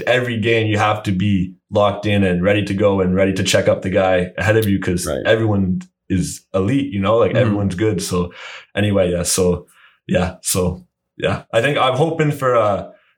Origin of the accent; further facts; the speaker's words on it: Brockville, Ontario, Canada; I'm from Brockville.